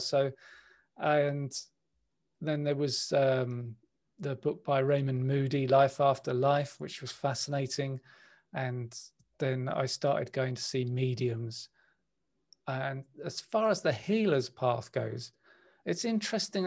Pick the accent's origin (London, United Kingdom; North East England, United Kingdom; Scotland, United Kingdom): London, United Kingdom; I was born in West London. I grew up in West London